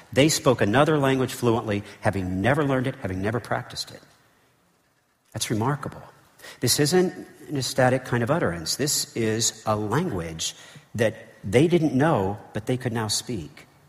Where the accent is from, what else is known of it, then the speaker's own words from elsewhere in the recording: United States; as an American